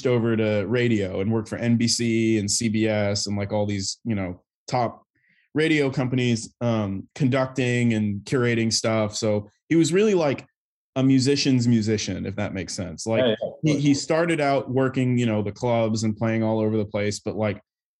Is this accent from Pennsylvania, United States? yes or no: no; Buda, Texas, United States; now in New York, United States; I'm originally from Buda, Texas, which is a little town just outside of Austin, in sort of the Texas Hill Country